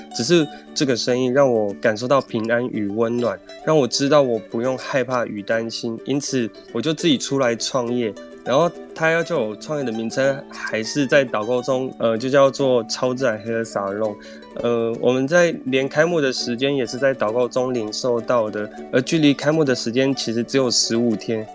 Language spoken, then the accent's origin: Chinese; Jianshi, Hsinchu County, Taiwan; now in Zhudong, Taiwan; 我是超自然 hair salon 的负责人，也是发型设计师，我来自于新竹坚实寺泰雅族，曾在新竹苗栗法郎工作，目前因工作居住在竹东